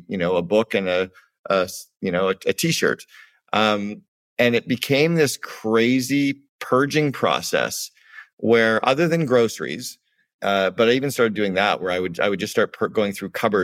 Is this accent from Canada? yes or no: yes; Canada; moved away